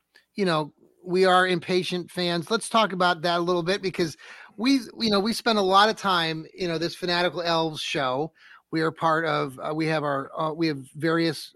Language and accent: English; Wooster, Ohio, United States; I got interested in radio when I was growing up in Wooster, Ohio